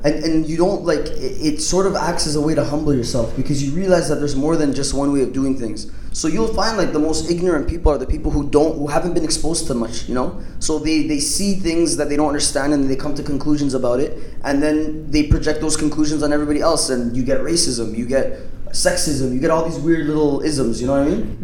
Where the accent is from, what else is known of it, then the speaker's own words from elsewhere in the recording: Canada; I'm from Canada